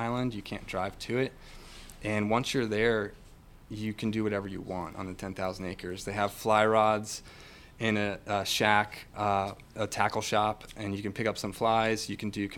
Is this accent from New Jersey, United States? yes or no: yes; New Jersey, United States; moved away as an adult; also born or lived in Pennsylvania; now in Brunswick, Georgia, United States; I grew up in the Northeast. I grew up in New Jersey